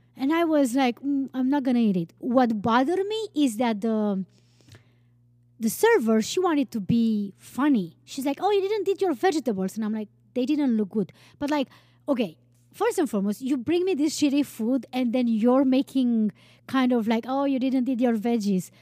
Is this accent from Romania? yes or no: yes; Romania; moved away; I grew up with in Romania